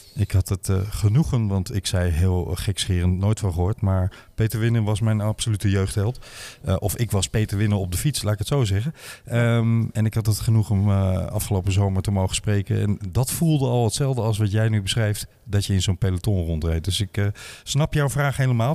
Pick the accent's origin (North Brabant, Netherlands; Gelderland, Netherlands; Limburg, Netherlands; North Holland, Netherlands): Limburg, Netherlands; Mook; ik ben geboren in Mook